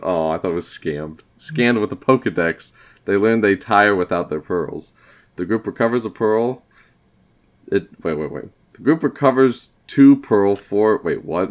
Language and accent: English; Iowa, United States; we are from Iowa